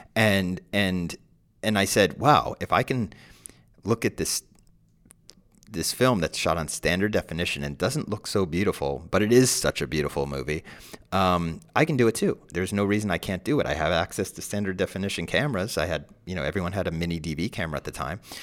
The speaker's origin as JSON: {"language": "English", "region": "New Jersey", "country": "United States", "said": "I'm also from Jersey"}